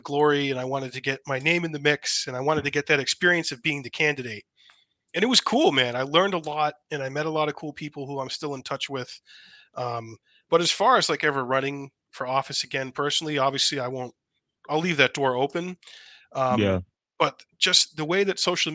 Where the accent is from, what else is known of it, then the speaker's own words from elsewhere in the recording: Massachusetts, United States; moved away; I'm from Massachusetts originally